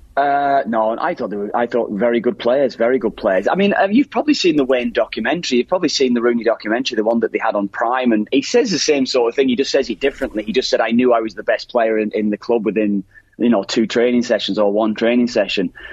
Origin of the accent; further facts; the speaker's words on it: Ireland; as Irish lads